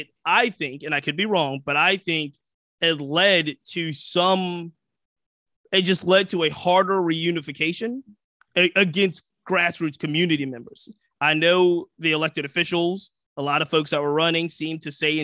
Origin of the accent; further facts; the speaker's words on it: the South, United States; I was raised in the South.